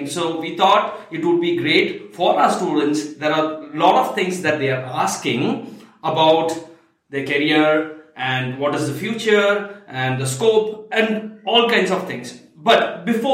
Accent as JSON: {"language": "English", "town": "Ooty", "region": "Tamil Nadu", "country": "India", "tie": "born or raised there", "said": "Ooty, which is a wonderful place, my hometown."}